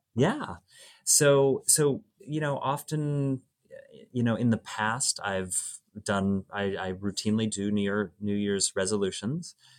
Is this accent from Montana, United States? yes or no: no; Oregon, United States; moved away; I grew up in Oregon